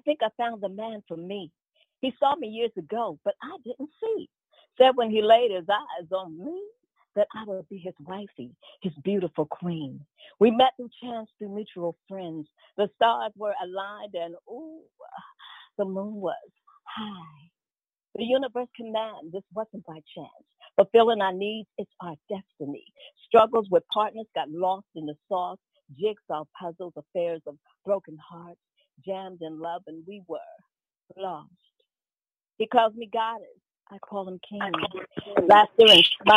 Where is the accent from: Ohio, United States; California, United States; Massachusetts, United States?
Ohio, United States; Cincinnati; moved away as an adult; also born or lived in New Jersey / New York; I was born and raised in Cincinnati.